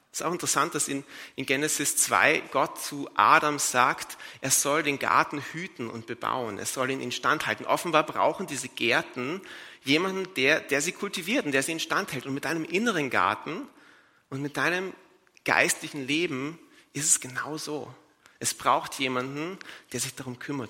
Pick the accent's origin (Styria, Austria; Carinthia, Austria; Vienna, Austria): Vienna, Austria; in Wien, wo ich herkomme